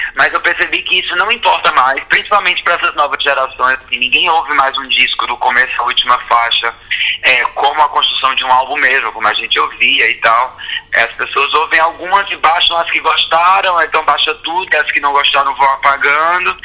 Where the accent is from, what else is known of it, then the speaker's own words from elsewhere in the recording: sertão of Ceará, Brazil; Eu já era um cara que vinha do sertão do Ceará